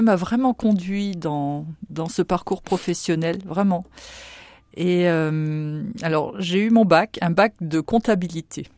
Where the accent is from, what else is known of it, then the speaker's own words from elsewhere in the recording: Saint-Avold, Grand Est, France; moved away as an adult; now in Châlons-en-Champagne, France; Je viens de Saint-Avold en Moselle. Mon mari, mes enfants sont nés là-bas. Nous sommes euh, tous de là-bas et nous sommes venus en 99, en oui, 1999.